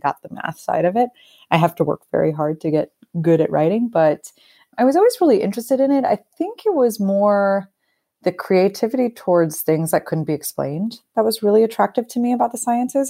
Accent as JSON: {"language": "English", "region": "Northeast", "country": "United States", "also_born_or_lived": "Brooklyn", "moved": "as an adult", "said": "used to the cold being from the Northeast"}